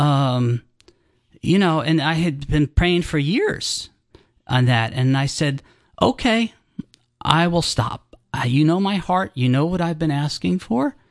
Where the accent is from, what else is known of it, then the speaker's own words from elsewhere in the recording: New Jersey, United States; moved away as an adult; also born or lived in Colorado / Florida / Georgia; grew up in New Jersey.